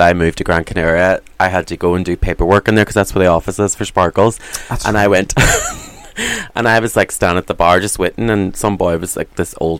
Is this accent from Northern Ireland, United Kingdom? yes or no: yes; Derry, Northern Ireland, United Kingdom; I'm a young Catholic boy from Derry.